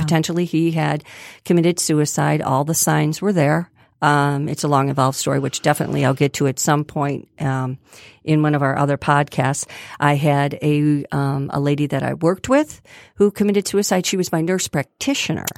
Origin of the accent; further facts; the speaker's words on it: Grosse Pointe, Michigan, United States; I grew up in Grosse Pointe